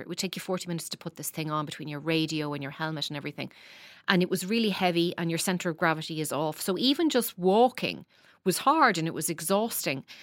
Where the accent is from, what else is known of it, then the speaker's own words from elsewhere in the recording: Dundalk, Leinster, Ireland; I grew up in Dundalk